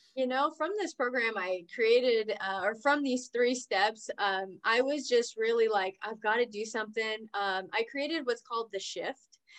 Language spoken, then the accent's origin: English; Oklahoma, United States; also born or lived in California / Texas; now in North Dallas, United States; I'm originally from Oklahoma